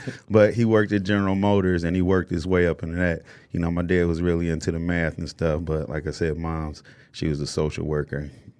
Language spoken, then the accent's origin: English; Inkster, Michigan, United States; born or raised there